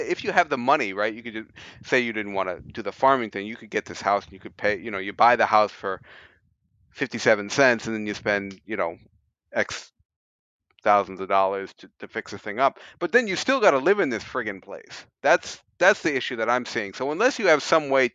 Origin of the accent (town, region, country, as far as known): United States; now in Japan